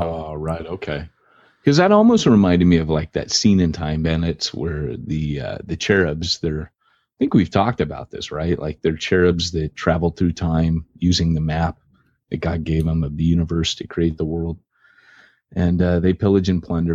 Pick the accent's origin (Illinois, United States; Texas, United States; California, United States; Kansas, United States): California, United States; I'm from California.